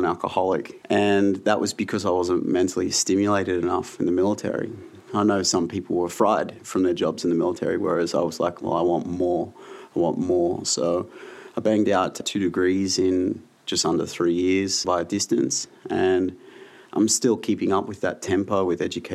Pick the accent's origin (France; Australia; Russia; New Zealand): Australia; Newcastle, New South Wales; also born or lived in United Kingdom; I grew up in Newcastle, New South Wales